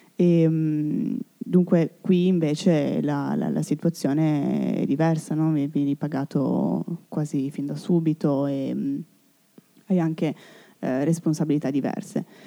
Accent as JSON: {"language": "Italian", "country": "Italy", "also_born_or_lived": "Turin", "said": "il mio paese, la mia, la mia, patria"}